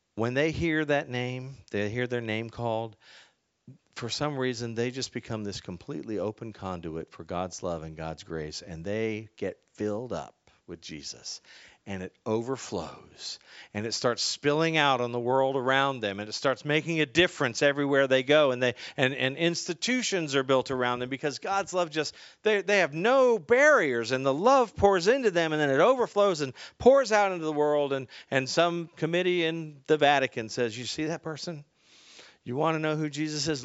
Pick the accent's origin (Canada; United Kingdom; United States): United States; Northern Virginia; I grew up in Northern Virginia